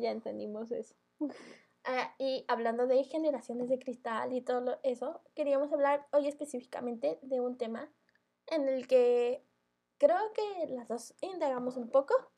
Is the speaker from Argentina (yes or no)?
no; Mexico; los mexicanos hacemos eso.